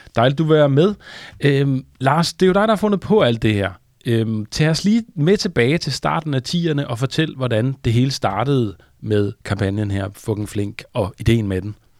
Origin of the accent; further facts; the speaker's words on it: Denmark; som danskere